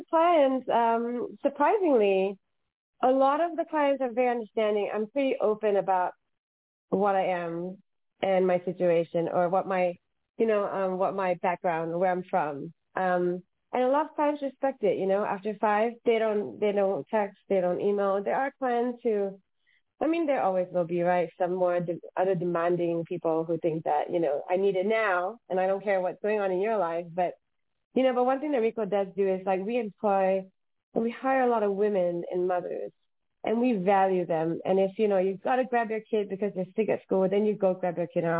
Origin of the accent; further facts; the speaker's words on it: Singapore; now in Los Angeles, United States; I'm from Singapore. I have no family in Los Angeles.